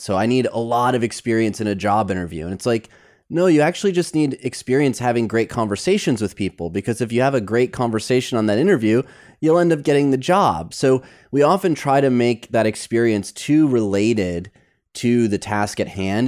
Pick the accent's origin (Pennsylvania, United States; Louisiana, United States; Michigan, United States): Michigan, United States; growing up in Michigan, we played bumper bowling